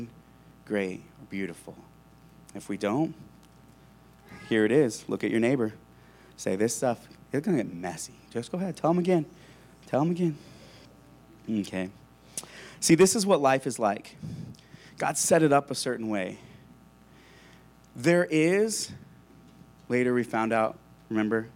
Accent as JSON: {"language": "English", "town": "La Crosse", "country": "United States", "tie": "born or raised there", "said": "I grew up in La Crosse, about an hour from here. It's a farm town right in the middle of a wheat field"}